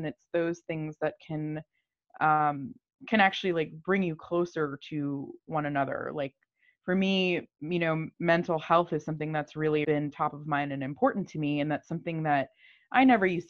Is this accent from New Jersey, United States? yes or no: no; Miami, Florida, United States; now in New York, United States; I live in New York right now, and I've been in New York for forever. But I grew up in Miami